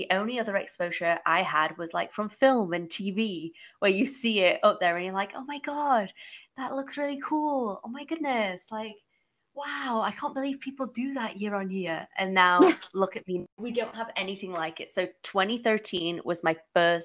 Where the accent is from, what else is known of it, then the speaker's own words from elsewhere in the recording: England, United Kingdom; moved away as an adult; also born or lived in United States; now in Toronto, Canada; I am originally from England